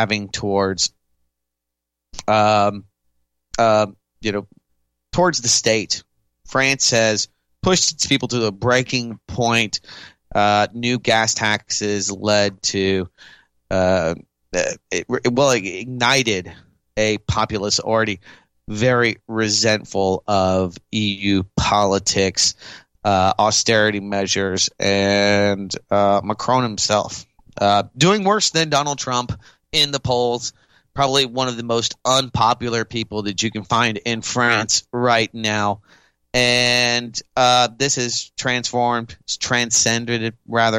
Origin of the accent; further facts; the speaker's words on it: Austin, Texas, United States; my hometown, Austin, Texas